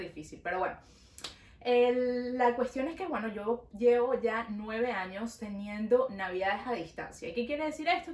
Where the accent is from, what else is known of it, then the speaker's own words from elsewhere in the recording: Venezuela; now in Montreal, Canada; Nosotras somos dos amigas venezolanas viviendo en Montreal